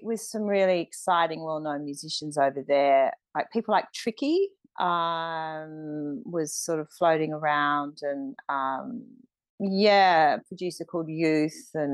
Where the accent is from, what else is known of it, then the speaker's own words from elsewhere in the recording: Australia; moved away as an adult; also born or lived in London; My identity is me being Australian, and I came back to Australia